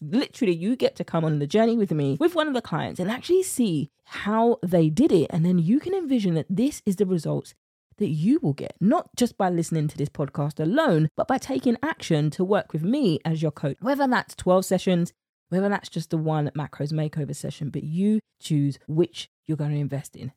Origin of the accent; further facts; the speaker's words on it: United Kingdom; accent: British; my British accent